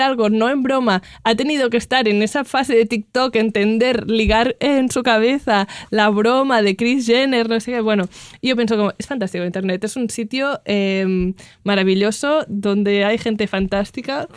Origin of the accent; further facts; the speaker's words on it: Catalonia, Spain; first language Catalan; Spanish is a second language; hablo catalán, es mi lengua materna, hablo catalán